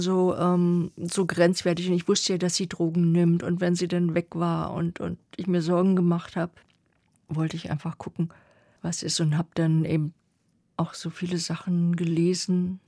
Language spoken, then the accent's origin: German; East Germany, Germany; ich komme aus der DDR